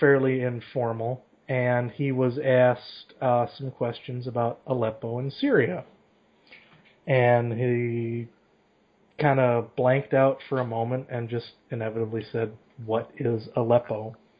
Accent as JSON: {"language": "English", "country": "United States", "also_born_or_lived": "New York", "said": "We're not British, for God's sakes. We're Americans."}